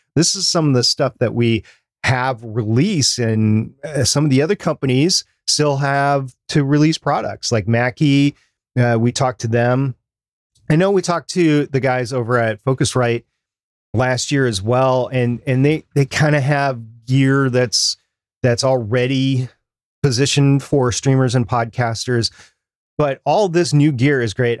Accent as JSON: {"language": "English", "country": "United States", "said": "my country"}